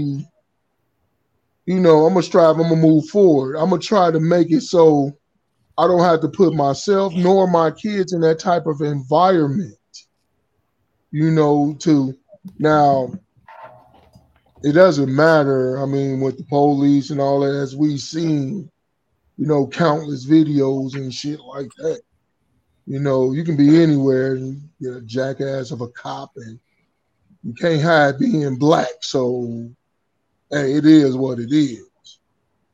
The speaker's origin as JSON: {"language": "English", "town": "Chicago", "region": "Illinois", "country": "United States", "tie": "born or raised there", "said": "I grew up in Chicago"}